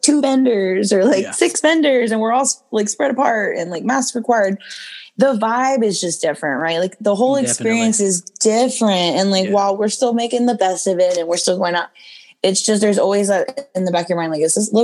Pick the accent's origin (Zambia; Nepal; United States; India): United States; Lockhart, Texas; I'm from Lockhart, Texas, originally